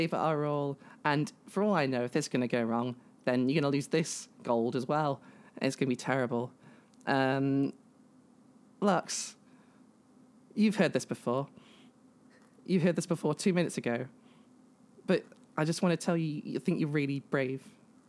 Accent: United Kingdom; I am a trans woman from the UK.

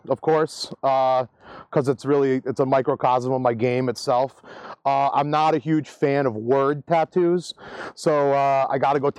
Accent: Western Massachusetts, United States; I'm from Western Massachusetts.

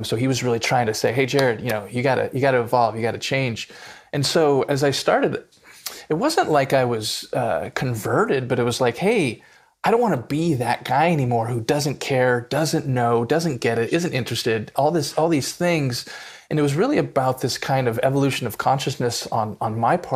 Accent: Southern California, United States; I grew up in Southern California in the 80s and 90s as a white kid, lower middle class.

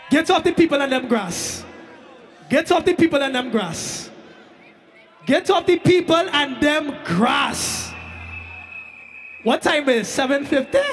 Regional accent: Brooklyn, New York, United States; I come all the way from Brooklyn, New York City.

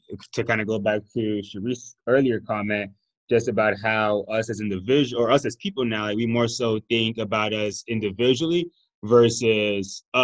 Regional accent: Miami, Florida, United States; moved away; also born or lived in Austin; I'm from Miami, so I already had a whole bunch of different cultures

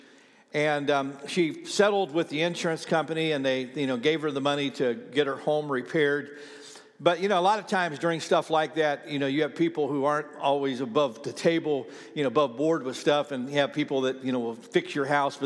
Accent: Ohio, United States; now in Oklahoma, United States; I've got a lot of friends that I grew up with in Ohio that have now moved to Florida.

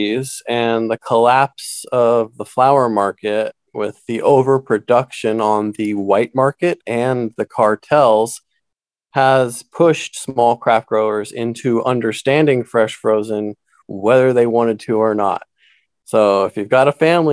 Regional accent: Santa Cruz, California, United States; I grew up in Santa Cruz

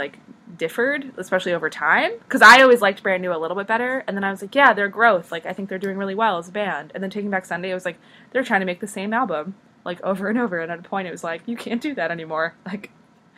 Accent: Northeast, United States; now in Michigan, United States; growing up in the Northeast

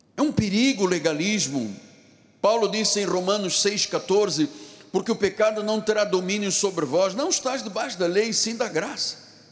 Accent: Luanda, Luanda Province, Angola; now in Rio de Janeiro, Brazil; eu nasci num país muito distante daqui, em África. Eu sou africano de Angola, de Luanda

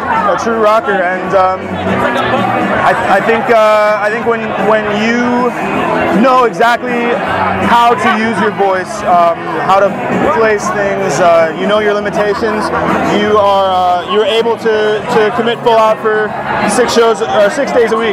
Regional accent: St. Louis, Missouri, United States; moved away as an adult; also born or lived in Chicago / New York; now in Los Angeles, United States; I'm from St. Louis, Missouri

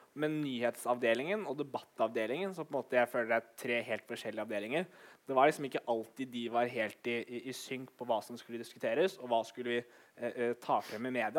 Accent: Oslo, Norway; now in Bergen, Norway; jeg som er 26 år, født og oppvokst i Oslo, flyttet til Bergen.

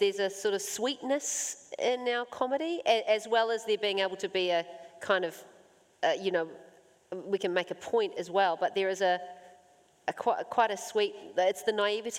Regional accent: New Zealand

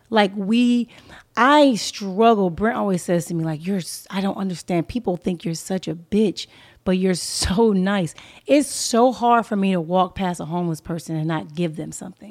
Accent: Inglewood, California, United States; moved away as an adult; also born or lived in Pomona, California / Atlanta, Georgia; I was coming from Los Angeles, California. I was raised in a urban community. I was in Inglewood, California, uh, mostly, um, and then Pomona.

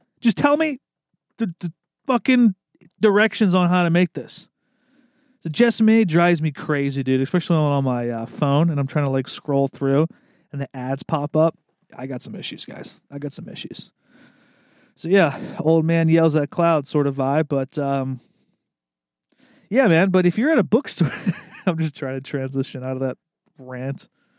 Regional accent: the South, United States; I grew up in the South, and chicken wings were a staple for every Sunday football week

